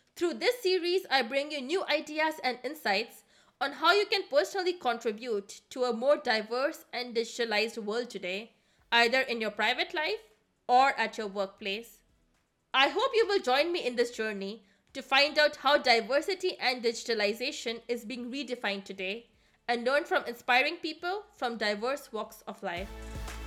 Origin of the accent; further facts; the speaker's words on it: India; now in Germany; I come from India, and I currently work in the management consulting sector based out of Germany